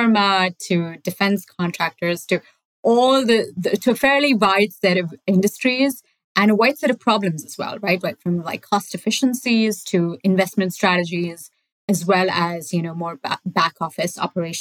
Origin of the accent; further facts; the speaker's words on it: Bangalore, Karnataka, India; moved away; I grew up in Bangalore, which is, I don't know, most of you guys know it as the IT capital of India